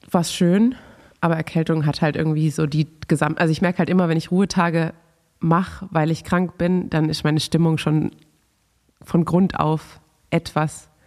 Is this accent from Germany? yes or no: yes; Massenbach, Baden-Württemberg, Germany; now in Cologne, Germany; ich war ja über Weihnachten zu Hause und ähm, an Weihnachten gibt es bei uns in Massenbach immer das legendäre Schneeschmelzerstüble.